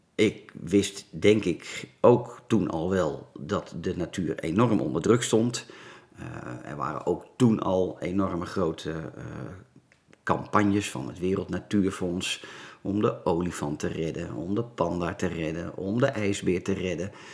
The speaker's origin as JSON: {"language": "Dutch", "town": "Laren", "region": "North Holland", "country": "Netherlands", "tie": "born or raised there", "said": "Ik ben geboren in het Gooi, in het mooie dorpje Laren, Noord-Holland. Dus een Gooisjochie"}